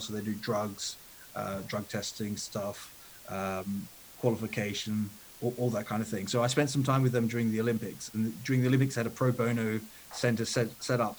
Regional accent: Australia; also born or lived in Italy / United Kingdom; now in London, United Kingdom; I grew up in Australia

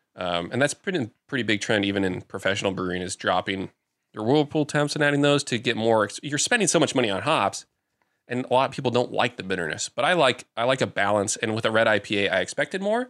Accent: Newton, Iowa, United States; moved away; I went back to my hometown of Newton.

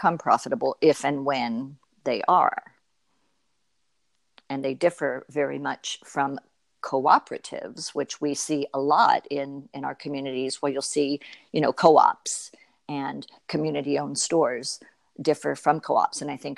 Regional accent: Florida, United States; moved away as an adult; now in New York, United States; I was a native Floridian. So I've lived my entire life as a Floridian.

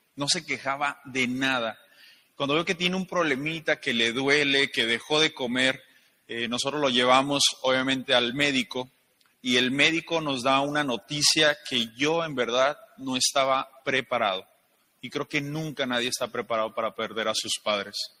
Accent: León, Guanajuato, Mexico; also born or lived in Guadalajara; yo soy de León, Guanajuato

